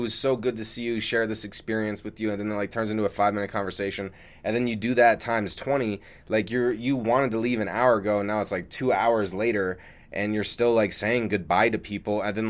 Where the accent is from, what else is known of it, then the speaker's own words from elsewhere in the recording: Denver, Colorado, United States; Yeah, I grew up in Denver.